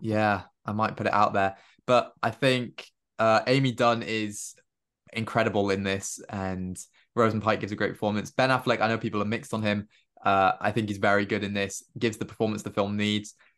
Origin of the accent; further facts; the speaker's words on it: Cardiff, Wales, United Kingdom; all in Wales and all in Cardiff, and I recognized places, and I was like, "This is great. This is my hometown."